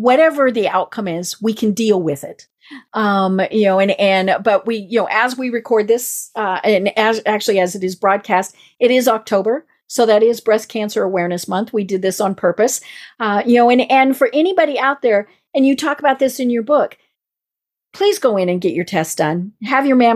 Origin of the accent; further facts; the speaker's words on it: Midwest, United States; accent: Midwest; my Midwest accent